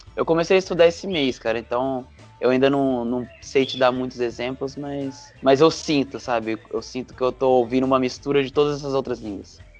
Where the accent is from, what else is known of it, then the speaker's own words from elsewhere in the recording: São José dos Campos, São Paulo, Brazil; moved away as an adult; also born or lived in Lavras, Minas Gerais; sou de São José dos Campos, São Paulo. Eu cresci nessa cidade